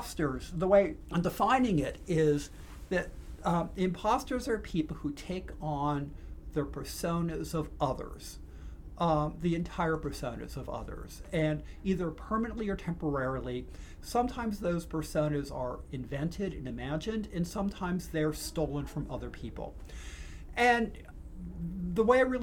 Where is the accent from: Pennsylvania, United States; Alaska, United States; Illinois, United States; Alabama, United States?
Pennsylvania, United States; born or raised there